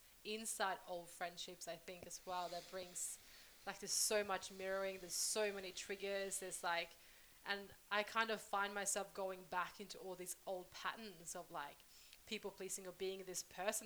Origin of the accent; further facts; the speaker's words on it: Sweden; moved away; I'm originally from Sweden, I go back to my hometown